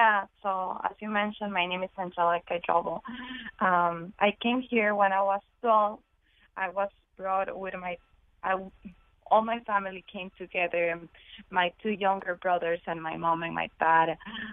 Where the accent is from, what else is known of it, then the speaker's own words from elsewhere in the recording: Ecuador; because my mom wanted us, me and my brothers, to be far away from the gangs, the violence of my country. I'm from Ecuador.